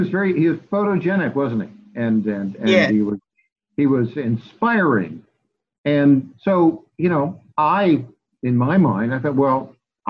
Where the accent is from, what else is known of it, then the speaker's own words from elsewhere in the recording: upstate New York, United States; moved away as an adult; also born or lived in Oswego, New York / Dannemora, New York / California; So I grew up in upstate New York. I was born in Oswego.